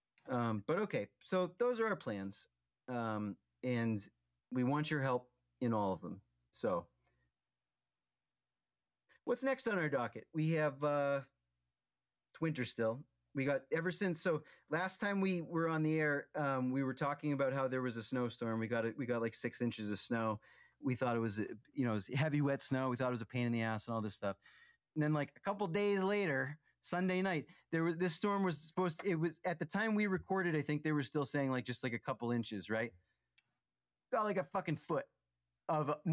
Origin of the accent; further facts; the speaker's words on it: Townsend, Massachusetts, United States; where I grew up in Townsend, the street is right off of 119